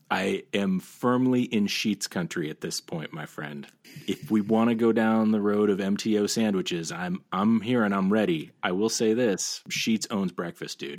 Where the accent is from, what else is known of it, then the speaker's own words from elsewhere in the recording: Ohio, United States; moved away as an adult; My, my little family has picked up and moved back to my hometown